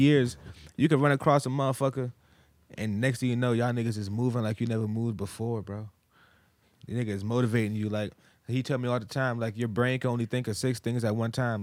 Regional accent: Massachusetts, United States; moved away; also born or lived in Virginia; I'm from Massachusetts

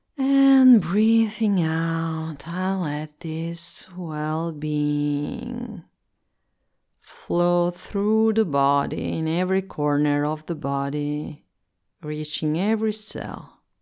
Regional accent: Italy; English is a second language

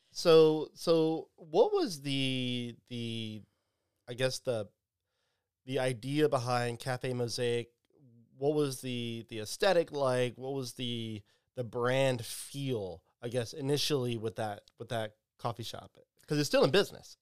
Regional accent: Pine Prairie, Louisiana, United States; I grew up in Pine Prairie, Turkey Creek

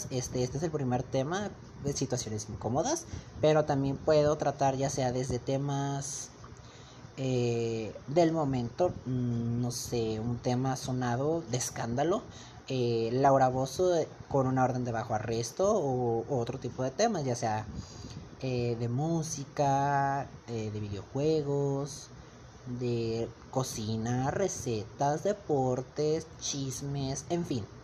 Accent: Monterrey, Nuevo León, Mexico; tengo 17 años, eh, soy de México, en el estado de Nuevo León, ciudad de Monterrey.

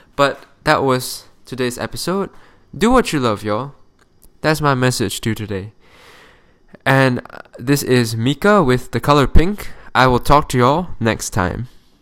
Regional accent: Malaysia; moved away; I'm from Malaysia

